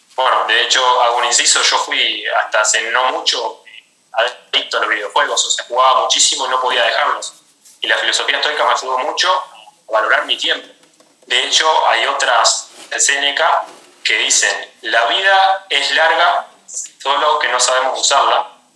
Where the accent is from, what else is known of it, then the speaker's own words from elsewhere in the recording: Uruguay; yo soy de Uruguay, soy entrenador personal